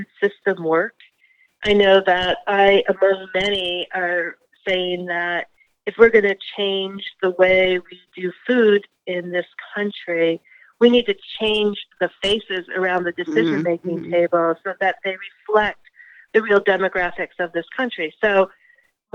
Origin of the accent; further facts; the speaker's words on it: Greenfield, Massachusetts, United States; I grew up in Western Massachusetts, the town of Greenville, county seat.